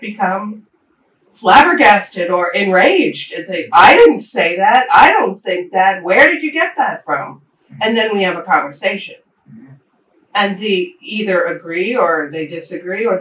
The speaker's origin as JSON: {"language": "English", "town": "New York City", "region": "New York", "country": "United States", "tie": "born or raised there", "also_born_or_lived": "Japan / Europe", "moved": "as an adult", "said": "I'm born and bred in the Bronx, New York City"}